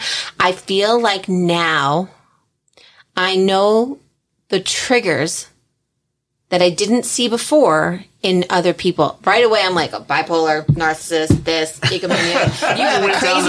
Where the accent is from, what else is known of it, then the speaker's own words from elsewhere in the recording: New Jersey, United States; I am from Jersey, and I have a little bit of a sass